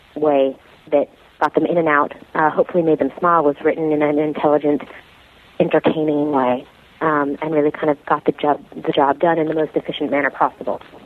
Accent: New York City, New York, United States; I grew up in New York City, born and raised.

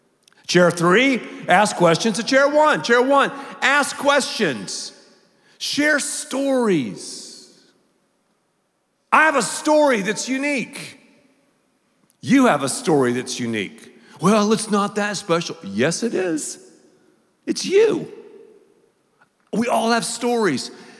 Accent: the South, United States; do not go on social media, I'm from the South, and tell her that I blew my nose during the message.

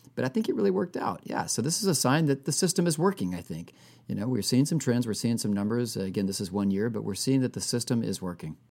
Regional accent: Texas, United States; like all other people, uh, who were born and raised in Texas

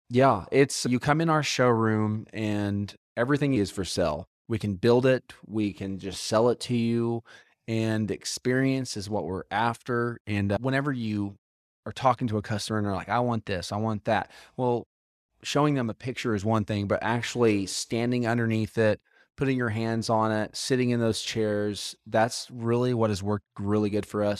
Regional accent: Moore, Oklahoma, United States; I grew up in Moore, Tornado Alley

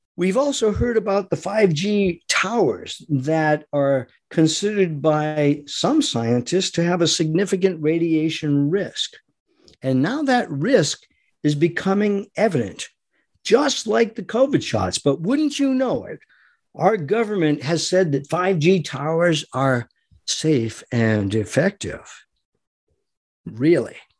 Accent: United States; we, as American people who love our God and love our country

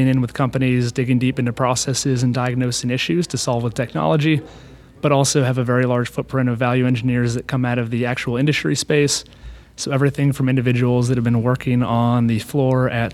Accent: Austin, Texas, United States; moved away as an adult; also born or lived in North Carolina; I was born and raised in Austin, so it has a special place.

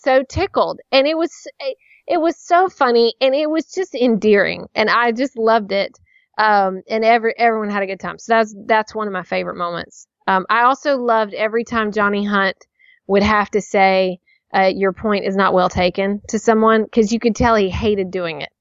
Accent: Nashville, Tennessee, United States; someone I knew from childhood growing up, you know, just growing up in Nashville

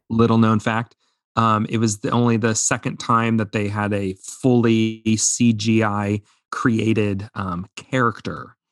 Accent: Indiana, United States; growing up in Indiana.

